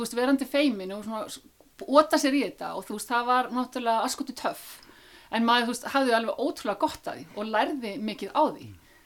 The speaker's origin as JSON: {"language": "Icelandic", "country": "Iceland", "tie": "born or raised there", "said": "þetta var dásanat þorp til þess að alast upp í"}